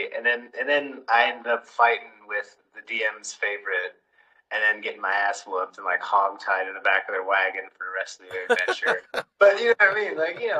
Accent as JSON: {"language": "English", "country": "United States", "also_born_or_lived": "Poland", "moved": "as an adult", "lives_now": "United Kingdom", "said": "I'm over in the UK. I know I'm American, but, I live in the UK at the moment."}